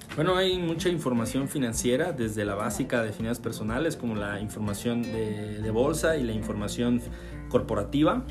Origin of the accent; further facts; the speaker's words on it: Mexico; solo soy un mexicano que intenta salir adelante